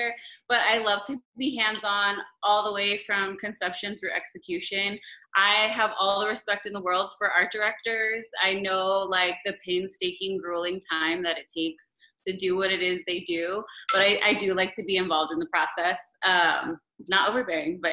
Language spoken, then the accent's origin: English; Los Angeles, California, United States; moved away as an adult; now in Miami, United States; I'm originally from Los Angeles, but I've been in Miami for the last going on 8 years